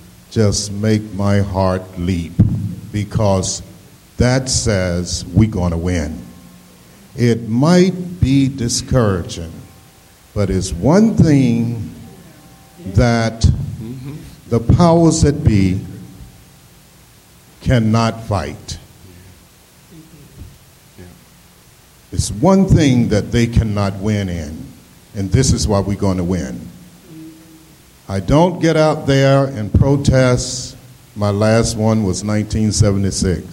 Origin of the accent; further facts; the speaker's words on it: Asheville, North Carolina, United States; I'm from Asheville, North Carolina